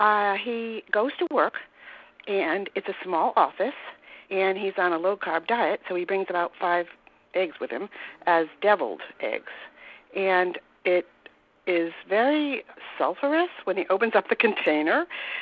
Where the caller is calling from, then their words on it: Warwick, Rhode Island, United States; I'm from Warwick, Rhode Island.